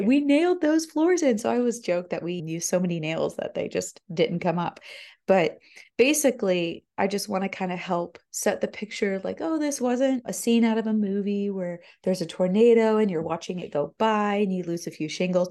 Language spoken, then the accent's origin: English; Florida, United States; now in Tennessee, United States; I'm not native to Tennessee. I'm from Florida.